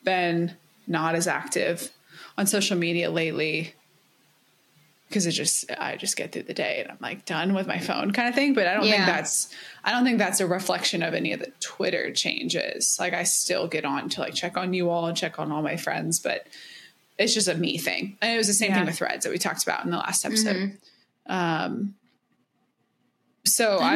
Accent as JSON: {"language": "English", "region": "Kentucky", "country": "United States", "said": "I'm from Kentucky."}